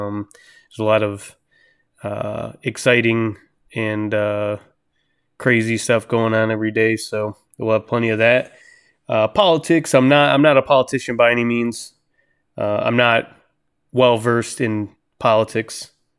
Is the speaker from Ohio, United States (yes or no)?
yes; Cleveland, Ohio, United States; My professional background, I grew up in Cleveland, Ohio.